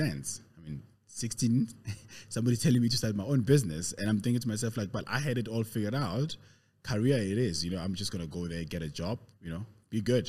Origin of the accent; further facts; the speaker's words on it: Pretoria, Gauteng, South Africa; also born or lived in Katlehong, East Rand / Soweto; I was born 40 odd years ago in the East Rand, Katlehong. I know everybody else figures I'm from Pretoria. I grew up in Pretoria though, lived in Soweto. So basically I'm a proper Gauteng guy, born and bred in Gauteng